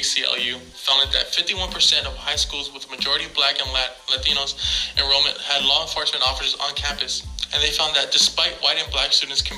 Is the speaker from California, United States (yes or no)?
yes; Los Angeles, California, United States; I grew up in East Los Angeles, about 2 miles away from Montebello High